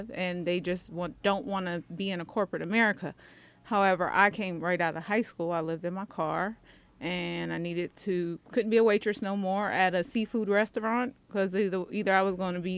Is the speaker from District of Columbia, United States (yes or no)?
yes; Washington, District of Columbia, United States; I'm from D.C.